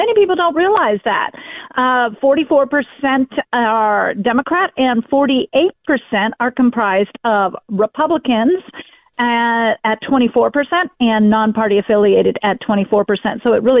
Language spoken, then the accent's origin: English; California, United States; I've been staying up in Sacramento as I cared for my parents as they got old. I'm a Californian. I was raised in California.